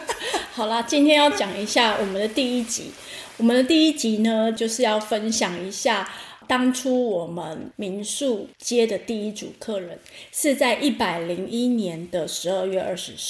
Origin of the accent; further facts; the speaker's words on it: Taipei, Taiwan; 对，因为我是从台北被骗过来的。